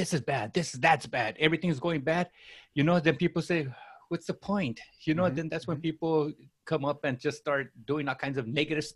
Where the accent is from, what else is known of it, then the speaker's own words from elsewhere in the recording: Los Angeles, California, United States; English is a second language; also born or lived in Mexico; I grew up in East Los Angeles